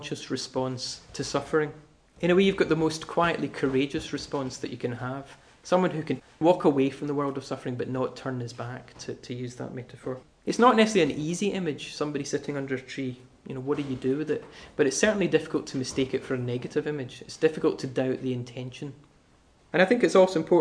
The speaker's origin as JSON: {"language": "English", "town": "Glasgow", "region": "Scotland", "country": "United Kingdom", "said": "I'm from Glasgow."}